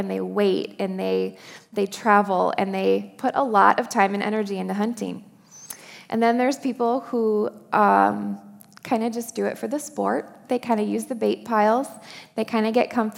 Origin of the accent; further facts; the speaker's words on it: Upper Peninsula of Michigan, United States; I grew up in the Upper Peninsula of Michigan